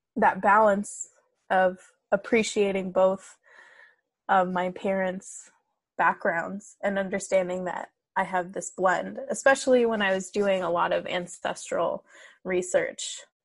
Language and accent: English; United States; I was raised in the US, but my mom did instill a sense of pride and, and respect in Iranian culture.